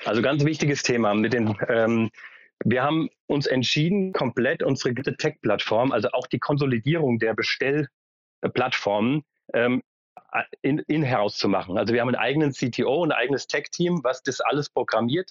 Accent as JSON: {"language": "German", "town": "Frankfurt", "region": "Hesse", "country": "Germany", "also_born_or_lived": "Berlin", "said": "ich komme selbst aus Frankfurt"}